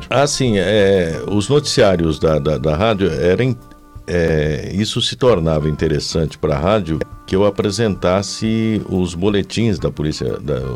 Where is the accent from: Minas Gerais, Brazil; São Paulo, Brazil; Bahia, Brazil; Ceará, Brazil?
São Paulo, Brazil; Águas da Prata; moved away as an adult; also born or lived in São João da Boa Vista; vinha de Águas da Prata até a rádio, que era na Praça Rock Fiore na época.